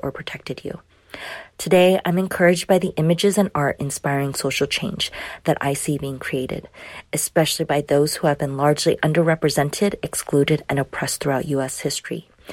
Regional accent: California, United States; an Asian American woman born and raised in California

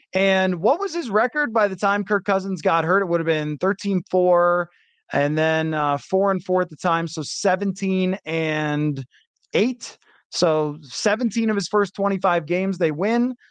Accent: Buffalo, New York, United States; moved away; I grew up in Buffalo

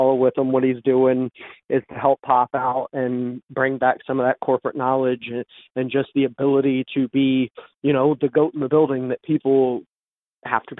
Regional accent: Houston, Texas, United States; I'm from Houston

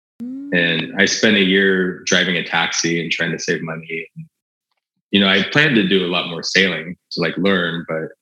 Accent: United States; I'm an American

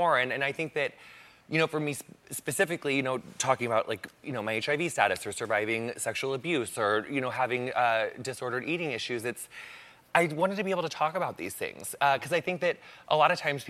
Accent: Quincy, Illinois, United States; Quincy, Illinois

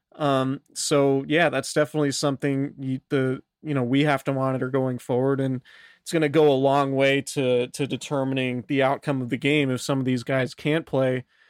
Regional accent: Santa Rosa, California, United States; I'm from Santa Rosa

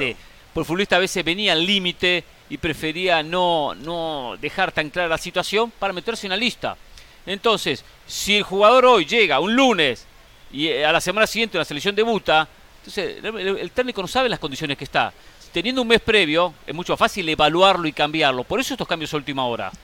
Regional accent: Argentina; como argentino

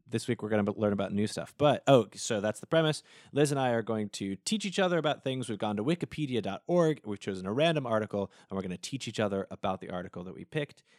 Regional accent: the South, United States; I'm from the South

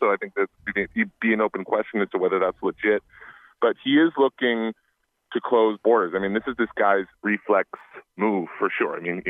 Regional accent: Canada; Well, yeah, and I'm Canadian, so I'm at the nexus of this one.

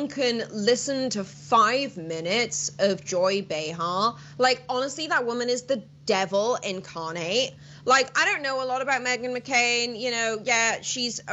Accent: Welsh, Wales, United Kingdom; moved away; I'm Welsh.

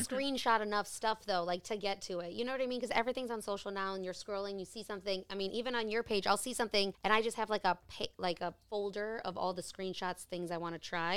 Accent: Chicago, Illinois, United States; I grew up in Lakeview

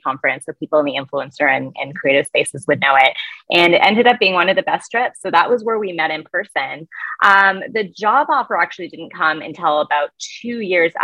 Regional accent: Canada; also born or lived in United States; as a Canadian

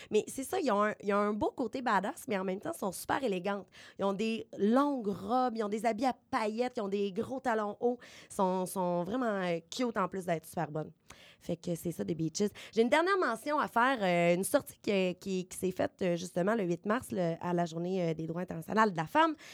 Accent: Beauce, Quebec, Canada; accent: Beauce accent; vous avez entendu mon accent de la bosse

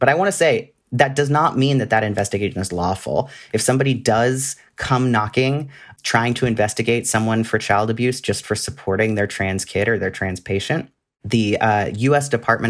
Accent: California, United States; And even where I grew up in California, it was not something that you wanted to be.

